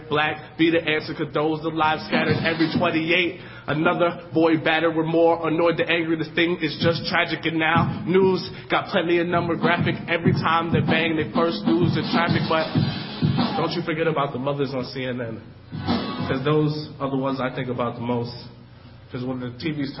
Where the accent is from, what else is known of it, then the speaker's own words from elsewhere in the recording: New York City, New York, United States; moved away as an adult; now in Madison, United States; I'm from New York City.